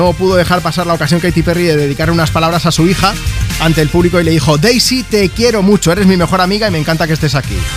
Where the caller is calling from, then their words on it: Campo de Criptana, Castilla-La Mancha, Spain; buenos días desde campo de Criptana, tierra de gigantes. … A mí me encanta mi pueblo